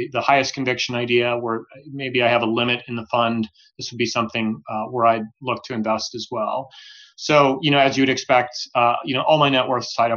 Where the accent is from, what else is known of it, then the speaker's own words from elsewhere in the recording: Omaha, Nebraska, United States; moved away; I grew up in Omaha, Nebraska